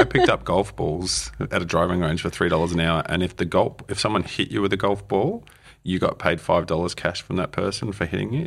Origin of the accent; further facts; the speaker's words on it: Melbourne, Victoria, Australia; moved away as an adult; also born or lived in United States / United Kingdom; now in Wellington, New Zealand; I'm from Melbourne